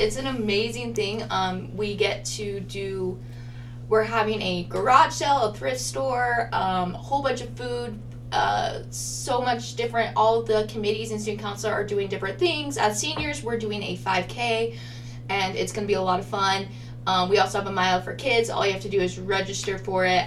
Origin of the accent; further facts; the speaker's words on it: Idaho Falls, Idaho, United States; I was like 10 years old going to Seattle, which was probably traumatizing in parts because I came from Idaho Falls, Idaho